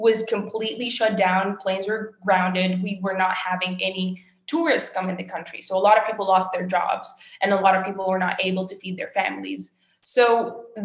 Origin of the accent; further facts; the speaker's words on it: Kasserine, Kasserine Governorate, Tunisia; I was born and raised in another city, and more like in the western side of Tunisia, called Gasserine